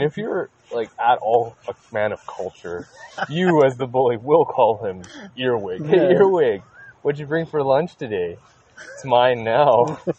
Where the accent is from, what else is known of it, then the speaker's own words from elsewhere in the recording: South Korea; English is a second language; I'm from Korea.